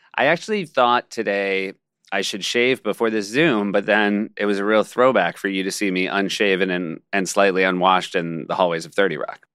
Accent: Marblehead, Massachusetts, United States; I was from Marblehead

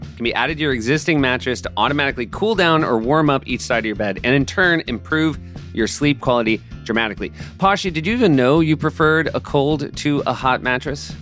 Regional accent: New Hampshire, United States; I'm from New Hampshire.

